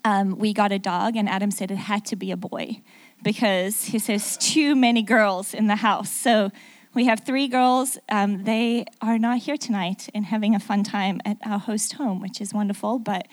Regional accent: South Africa; accent: mixed; also born or lived in England; now in United States; So my accent is a little mixed up. If you don't understand something, I'm really sorry about that. I'm actually South African, lived in England for 6 years, and then moved to the middle of America.

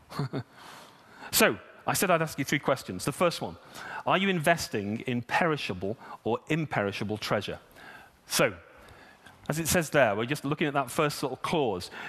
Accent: United Kingdom; You know, I'm British. My money's mine.

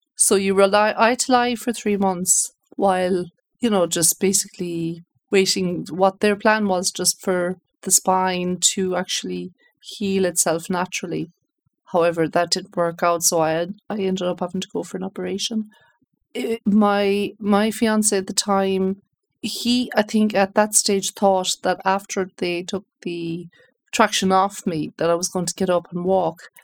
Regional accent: Galway, Connacht, Ireland; moved away as an adult; also born or lived in United States; I'm originally from Galway

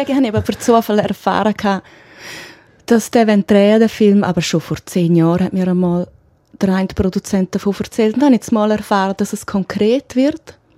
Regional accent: Graubünden, Switzerland; mich persönlich als Kind im Engadin ist Chalanda Marz ein Riesending, klar.

